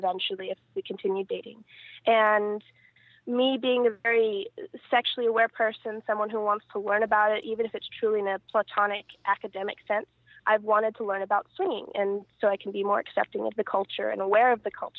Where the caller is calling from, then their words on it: Riverside, California, United States; I'm calling from Riverside, California